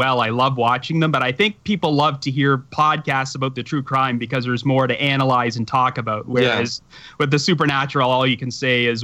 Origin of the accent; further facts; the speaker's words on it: Ontario, Canada; accent: Canadian; my Canadian accent